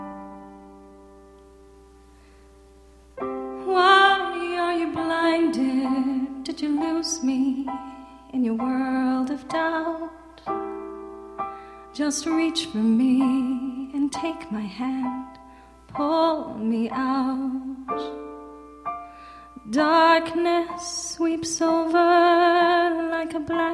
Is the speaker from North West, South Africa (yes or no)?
no; Durban, KwaZulu-Natal, South Africa; accent: South African; moved away; I'm from Durban